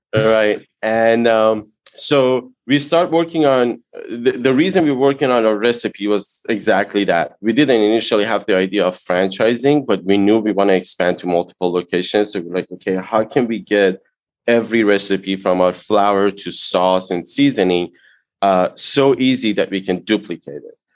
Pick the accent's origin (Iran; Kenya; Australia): Iran; English is a second language; moved away as an adult; now in United States; I immigrated to US from Iran in 98.